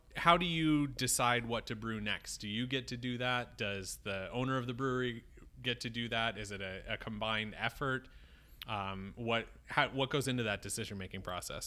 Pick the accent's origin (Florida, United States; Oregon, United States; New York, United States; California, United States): New York, United States; Syracuse; moved away; I grew up in Syracuse